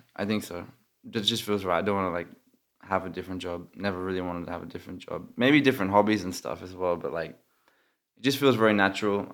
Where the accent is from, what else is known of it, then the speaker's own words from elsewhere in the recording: Australia; moved away; I'm Australian